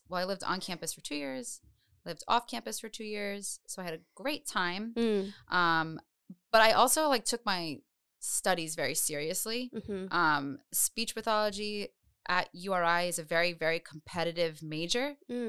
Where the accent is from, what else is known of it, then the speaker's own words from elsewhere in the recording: Providence, Rhode Island, United States; Providence. I grew up on Charles Street.